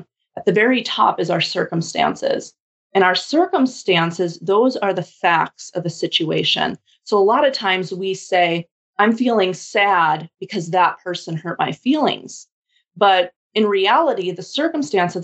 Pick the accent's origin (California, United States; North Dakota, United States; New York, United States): North Dakota, United States; Bismarck; I am from Bismarck, North Dakota.